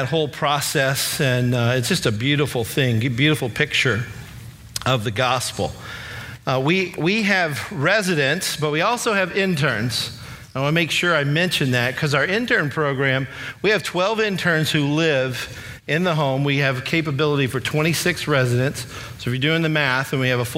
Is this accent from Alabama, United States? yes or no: yes; Alabama, United States; also born or lived in Kentucky; I was born in Kentucky, moved to Alabama when I was about 10 years old. So I really hail from Alabama